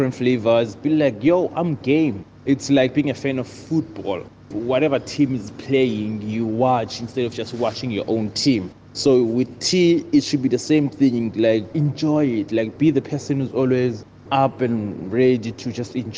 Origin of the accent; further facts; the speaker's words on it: Stellenbosch, Western Cape, South Africa; I was born and raised here in Kayamandi. That's where I spent all my life, in Stellenbosch